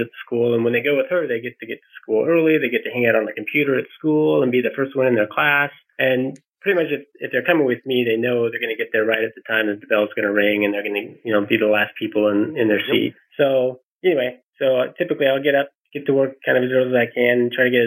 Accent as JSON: {"language": "English", "region": "Colorado", "country": "United States", "tie": "born or raised there", "said": "I grew up in Colorado"}